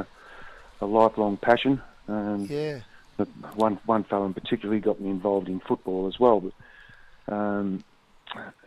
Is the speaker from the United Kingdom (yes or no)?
no; Melbourne, Victoria, Australia; I grew up around the Bentley